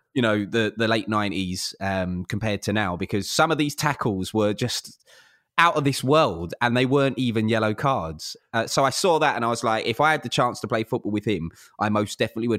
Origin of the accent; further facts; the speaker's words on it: London, United Kingdom; I grew up in South London